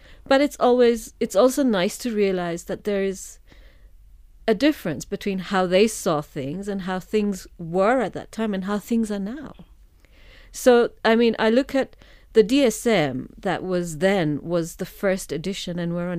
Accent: Kenya; moved away; I was born and brought up in Kenya.

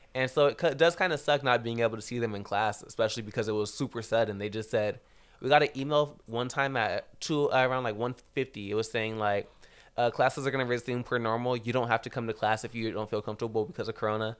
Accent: Rancho Cucamonga, California, United States; I'm from Rancho Cucamonga

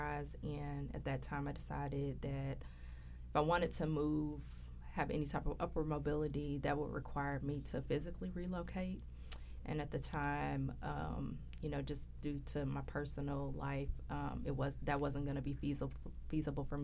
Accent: Louisville, Kentucky, United States; I'm from Louisville, Kentucky. I'm a native of Louisville

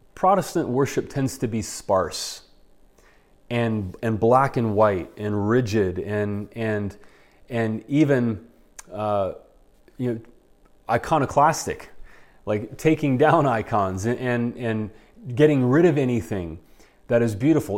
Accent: United States; us as American Christians

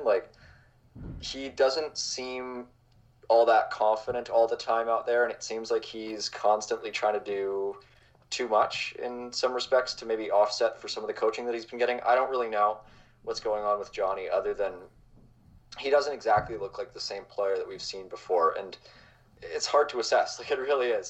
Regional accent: Calgary, Alberta, Canada; I grew up in Calgary

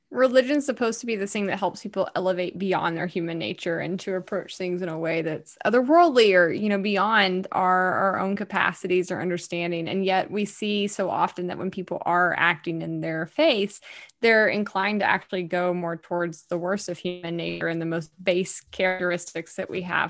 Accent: Alabama, United States; I'm a bit of a hothead from Alabama.

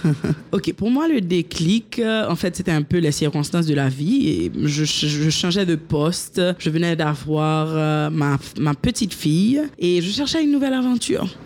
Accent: Haiti; also born or lived in United States; je suis née en Haïti, j'ai été élevée ici, j'ai étudié ici et jusqu'à l'université.

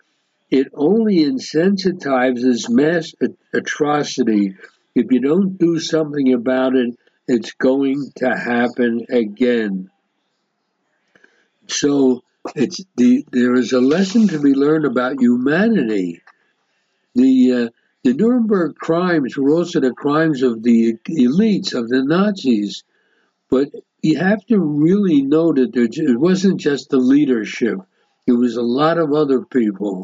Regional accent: United States; now in Israel; somebody who's born and raised in America

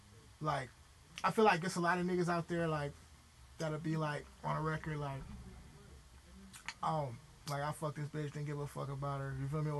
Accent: Los Angeles, California, United States; being from L.A.

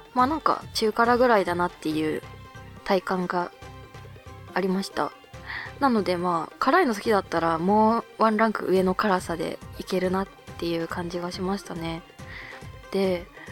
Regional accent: Hokkaido, Japan; born or raised there; now in Tokyo, Japan

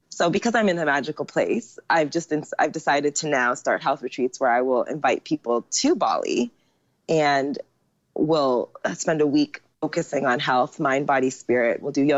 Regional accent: Jamaica; now in Asia; the more business was coming in as a Jamaican girl, like I never turn away money.

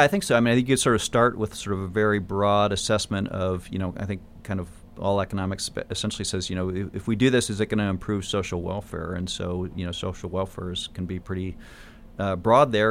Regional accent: Michigan, United States; moved away as an adult; also born or lived in California / Pacific Northwest; I grew up in Michigan

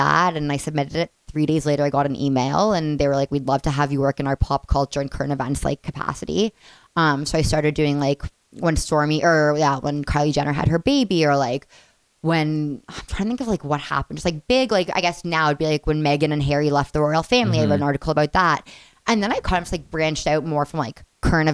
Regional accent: Toronto, Ontario, Canada; I'm from Toronto

